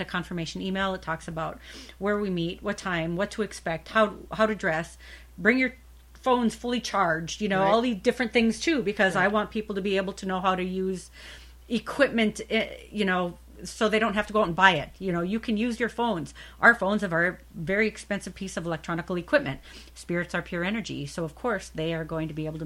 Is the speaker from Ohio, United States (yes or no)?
no; Minnesota, United States; now in Arizona, United States; I'm from Minnesota